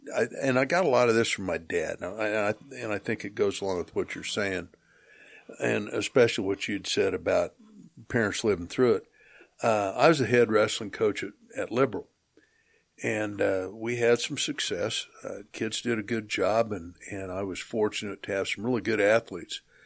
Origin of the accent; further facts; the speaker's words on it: Atwood, Kansas, United States; also born or lived in Colby, Kansas / Sterling, Kansas; we moved to Atwood when I was four, and I lived there for the next fourteen years until I graduated and then, you know, college back and forth. So as far as a hometown, that, that would be my hometown